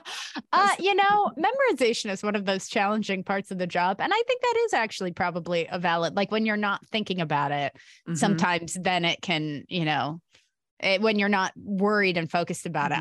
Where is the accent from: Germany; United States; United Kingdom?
United States; California; as a Californian